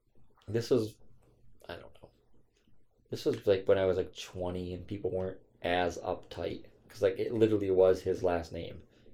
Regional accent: United States; because I'm a white Irish. American.

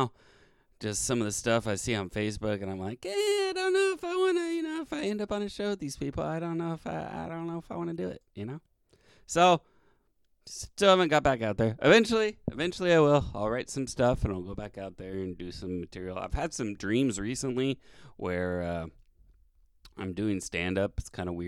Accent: the Bay Area, California, United States; now in Sacramento, United States; I am originally from the Bay Area, now living in Sacramento

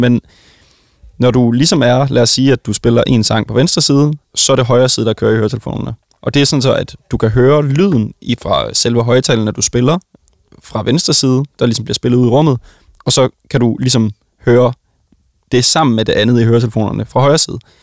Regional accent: Vejle, Southern Denmark, Denmark; jeg kommer jo fra Vejle

